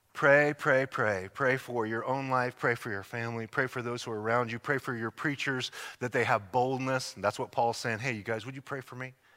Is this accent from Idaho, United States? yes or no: yes; Idaho, United States; moved away; I'm from Idaho